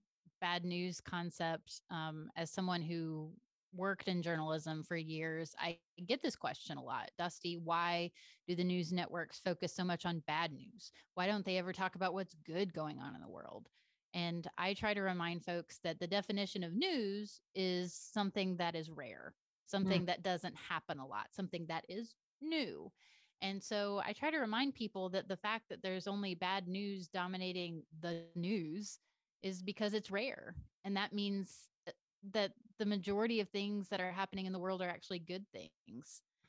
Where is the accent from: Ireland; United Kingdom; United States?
United Kingdom; England; Yes, I'm from England. I can't even make an English accent.